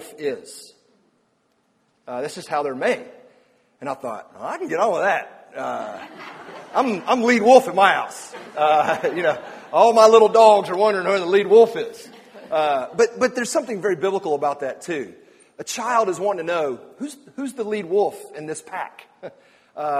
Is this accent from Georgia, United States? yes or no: yes; Atlanta, Georgia, United States; I grew up in Atlanta